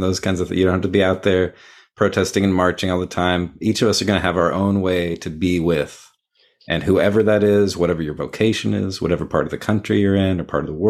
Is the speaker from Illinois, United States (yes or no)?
no; Texas, United States; now in San Francisco Bay Area, United States; I grew up in Texas and currently living in the San Francisco Bay Area.